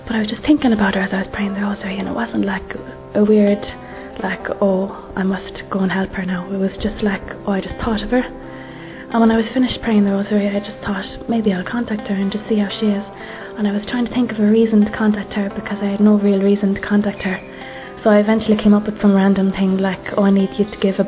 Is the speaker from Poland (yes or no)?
no; Ireland; I'm 25 and I'm from Ireland